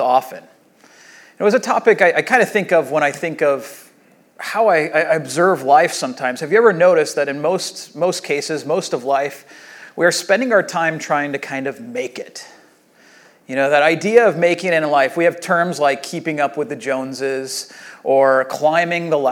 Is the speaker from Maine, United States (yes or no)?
no; Rancho Santa Margarita, California, United States; I grew up here in Rancho Santa Margarita